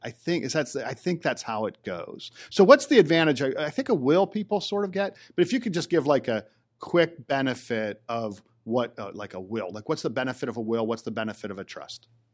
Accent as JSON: {"language": "English", "town": "Johnstown", "country": "United States", "said": "I'm from Johnstown"}